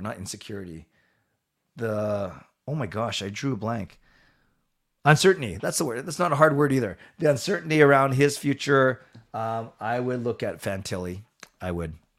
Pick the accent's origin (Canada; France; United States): Canada; I'm from Canada and I'm Canadian.